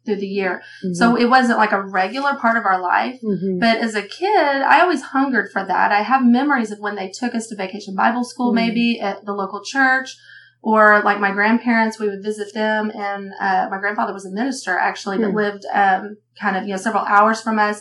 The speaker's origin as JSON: {"language": "English", "region": "Texas", "country": "United States", "tie": "born or raised there", "moved": "as an adult", "lives_now": "Oklahoma, United States", "said": "I'm from Texas, and I'm one of three girls"}